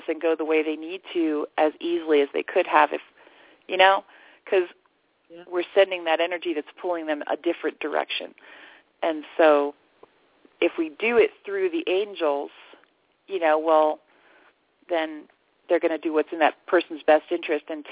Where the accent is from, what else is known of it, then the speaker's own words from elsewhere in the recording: the Bible Belt, United States; now in Sedona, United States; I grew up in the Bible Belt